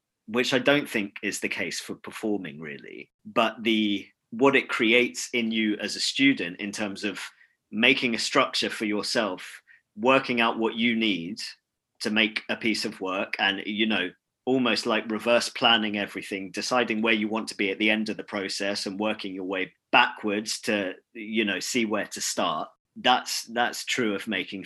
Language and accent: English; London, United Kingdom; I grew up in London, so I was able to live at home.